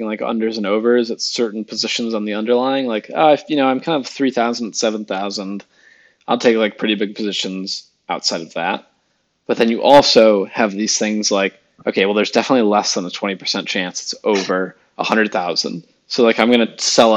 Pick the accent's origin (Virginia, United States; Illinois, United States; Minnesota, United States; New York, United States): Illinois, United States; Chicago; we in grade school growing up in the Chicago area